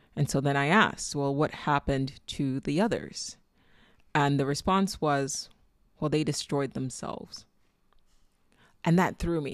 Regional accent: Nigeria; accent: Nigerian; I was born and raised in Nigeria

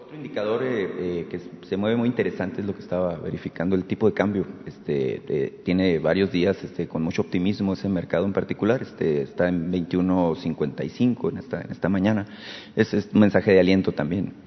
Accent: Sonora, Mexico; moved away; Nunca puedo dejar de pensar en mi tierra

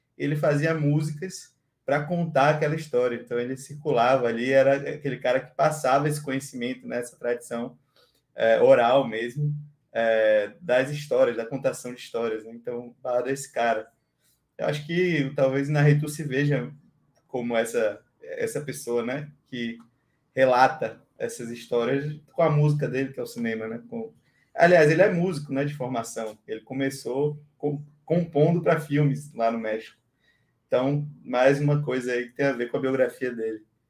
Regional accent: Bahia, Brazil; sou baiano com muito orgulho

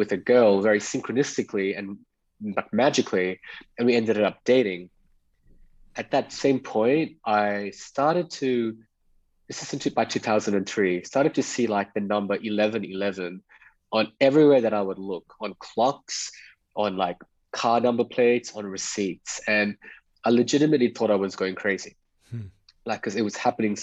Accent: Perth, Western Australia, Australia; moved away as an adult; also born or lived in Mumbai, India / Dubai / Bali / Greece; I was born in Bombay. It's called Mumbai, now India. A family moved to Australia when I was 5 years old. And I was recollecting the memory when we were actually arriving on a Singapore Airlines flight into Perth, Western Australia.

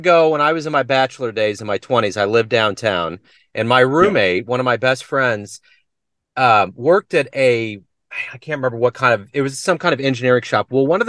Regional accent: Kansas City, United States; I'm in Kansas City.

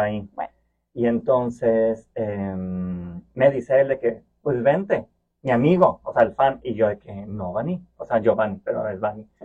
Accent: Monterrey, Nuevo León, Mexico; accent: Mexican; moved away as an adult; now in Brussels, Belgium; Y yo, sí, sí, de Monterrey

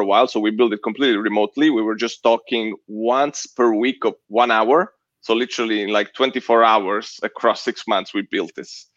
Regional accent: Southern Italy, Italy; now in United States; I'm Italian. I'm super direct. I'm from Southern Italy

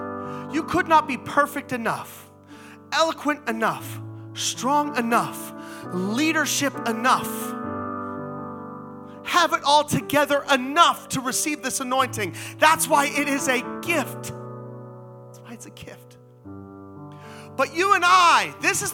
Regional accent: Monroeville, United States; I'm a normal kid born and raised in Monroeville

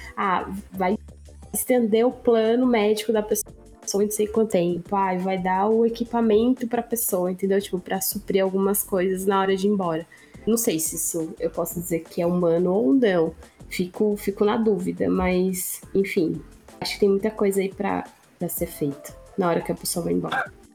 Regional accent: Sorocaba, São Paulo, Brazil; sou de Sorocaba

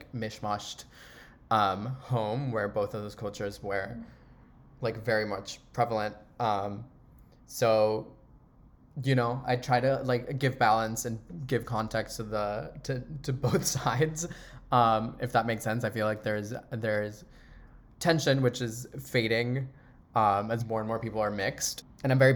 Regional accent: Panama; moved away; also born or lived in Miami; I was born in Miami, but I grew up in Panama my entire life.

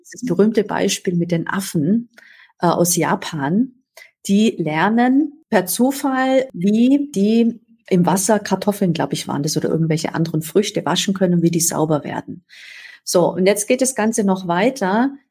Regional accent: Upper Swabia, Baden-Württemberg, Germany; ich bin äh, an Oberschwaben aufgewachsen, tief katholisch

